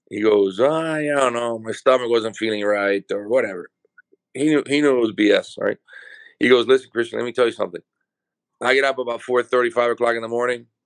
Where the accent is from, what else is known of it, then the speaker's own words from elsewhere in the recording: El Paraíso, Honduras; my, my father has, which he still has the farm now, Jamastran Farm. I was born and we moved to this house right next to the farm.